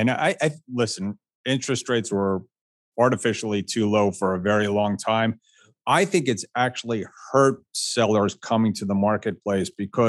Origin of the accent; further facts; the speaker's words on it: Florida, United States; from Florida, and kids must know how to swim.